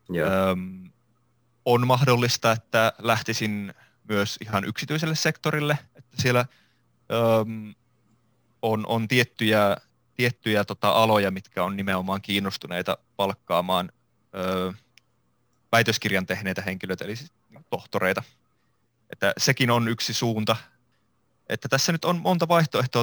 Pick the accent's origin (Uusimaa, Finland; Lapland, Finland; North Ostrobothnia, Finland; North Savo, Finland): North Savo, Finland; Iisalmi; mä oon Iisalmesta alun perin kotoisin ja kasvanut Iisalmessa